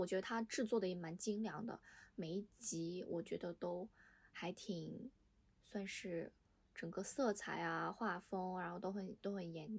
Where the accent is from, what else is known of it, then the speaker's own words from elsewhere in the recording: Northeast China, China; 其实我老家是东北的，所以我看那部剧的时候，我我贼有代入感。